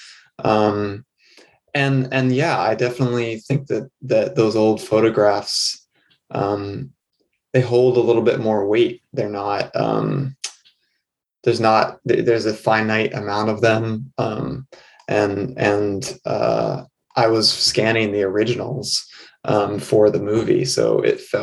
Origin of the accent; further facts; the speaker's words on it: New England, United States; born and raised in New England